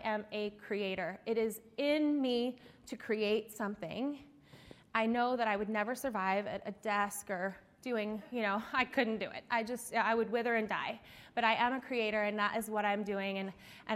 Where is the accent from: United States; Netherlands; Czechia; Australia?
United States; Eastern Shore of Maryland; I am from the Eastern Shore of Maryland